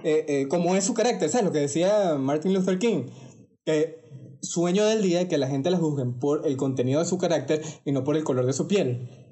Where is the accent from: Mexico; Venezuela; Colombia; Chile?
Venezuela; accent: Venezuelan; hablando con mi acento venezolano, que ustedes sabrán que nosotros decimos bastante marico